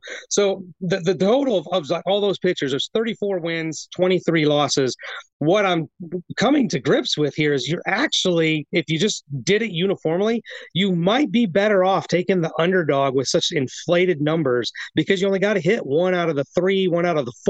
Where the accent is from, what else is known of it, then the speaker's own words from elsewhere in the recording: Ohio, United States; moved away; I was born in Ohio. I grew up in Ohio. I graduated high school. I know Ohio very well.